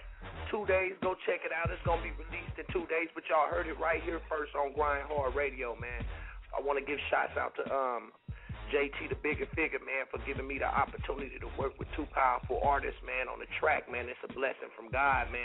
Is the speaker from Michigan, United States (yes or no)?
no; Oakland, California, United States; also born or lived in Chicago; I'm a Bay Boy, man. I'm from Oakland, California